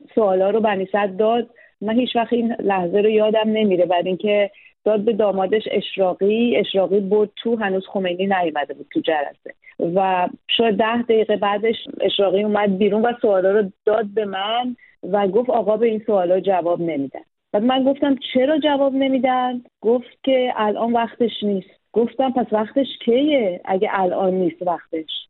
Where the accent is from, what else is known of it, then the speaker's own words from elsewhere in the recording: Tehran, Tehran Province, Iran; moved away as an adult; also born or lived in Paris, France; من متولد تهران هستم